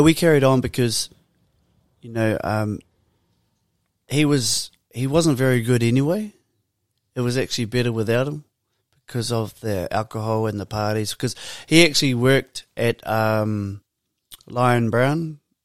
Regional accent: Porirua, Wellington, New Zealand; growing up in Purirua for us, um, we were part of Birthright.

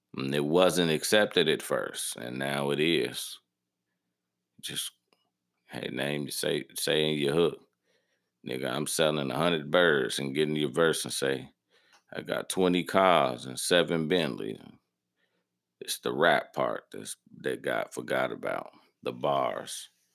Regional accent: Harvey, Illinois, United States; I'm from Harvey, Illinois. That's in the south suburbs of the city of Chicago, Illinois

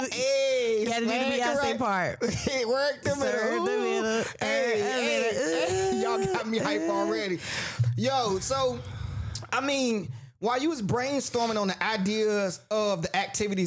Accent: Garysburg, North Carolina, United States; I'm from Gearsburg

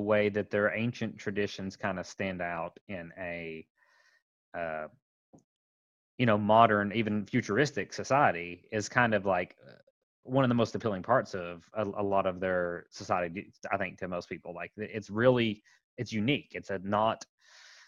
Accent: Appalachia, United States

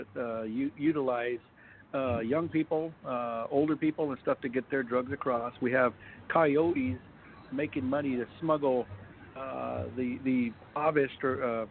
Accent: United States; I was born here in the United States.

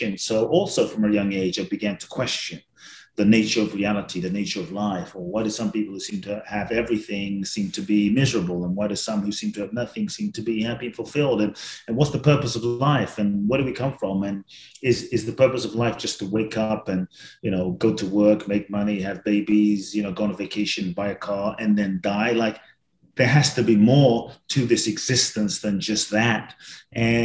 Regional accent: London, United Kingdom; growing up in London

